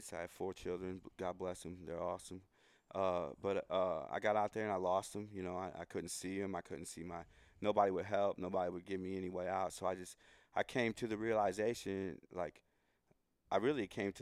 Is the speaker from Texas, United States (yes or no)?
no; St. Louis, Missouri, United States; I grew up around music. My grandfather was like here in St. Louis. I'm from St. Louis